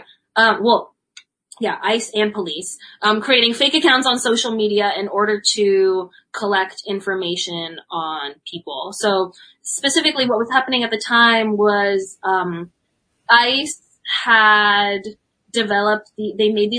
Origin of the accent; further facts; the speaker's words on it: San Diego, California, United States; moved away; I'm from San Ysidro, which is a suburb, if you can call it that, of San Diego.